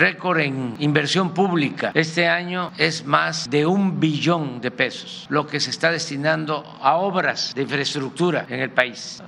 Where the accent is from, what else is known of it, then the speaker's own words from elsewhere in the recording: Tabasco, Mexico; aquí en mi tierra